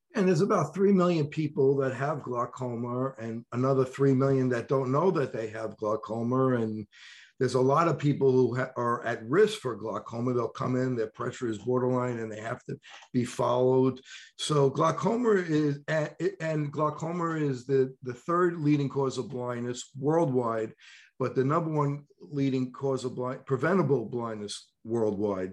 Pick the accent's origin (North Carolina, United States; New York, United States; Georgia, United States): New York, United States; accent: New York; my new york accent